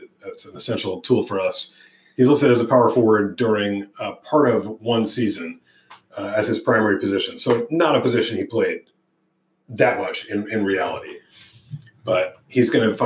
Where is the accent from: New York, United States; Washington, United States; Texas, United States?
New York, United States; growing up in New York